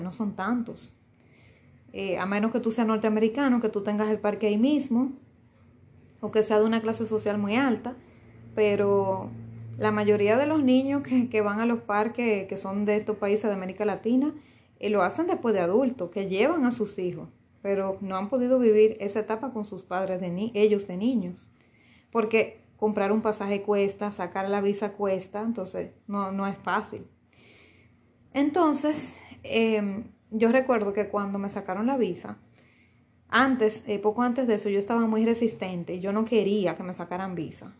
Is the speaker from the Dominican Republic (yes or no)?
yes; Dominican Republic; República Dominicana es mío, sí, me pertenece porque nací aquí, esa es mi nacionalidad, mi primera nacionalidad.